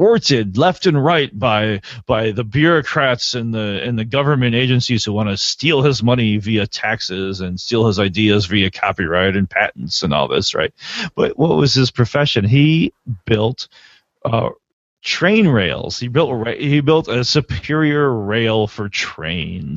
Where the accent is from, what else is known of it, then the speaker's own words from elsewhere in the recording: United States; as an American